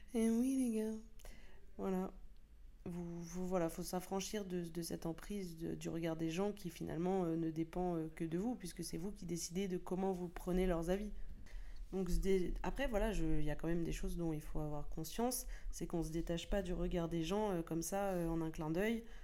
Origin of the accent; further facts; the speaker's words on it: France; nous sommes français